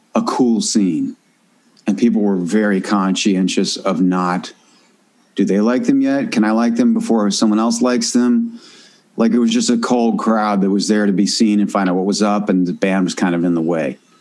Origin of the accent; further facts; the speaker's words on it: Northern California, United States; also born or lived in Washington, D.C.; I grew up in Northern California